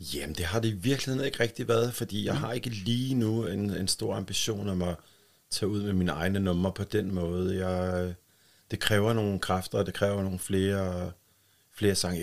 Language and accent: Danish; Bornholm, Capital Region of Denmark, Denmark; also born or lived in Helsingør; bliver vi, øh, mig og min tvillingssøster, født i, i Helsingør og, og bor deroppe, men de flytter så til, til Bornholm, da, da vi er et år cirka. Ikke? Så, så der har jeg været her på Bornholm lige siden.